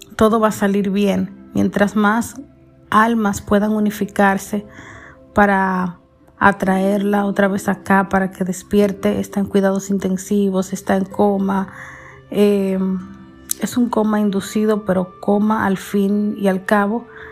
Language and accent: Spanish; Santiago, Dominican Republic; sus parientes somos dominicanos, específicamente de Santiago